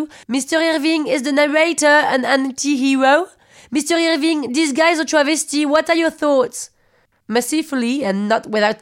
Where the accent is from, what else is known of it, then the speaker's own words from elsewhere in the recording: Paris, Île-de-France, France; English is a second language; also born or lived in London; Parisian, 36, born in London.